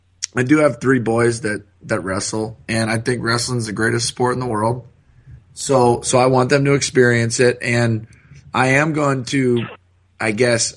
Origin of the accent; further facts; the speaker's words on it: Columbus, Ohio, United States; I'm from Columbus, but I wrestled in Cleveland and Pittsburgh my whole life.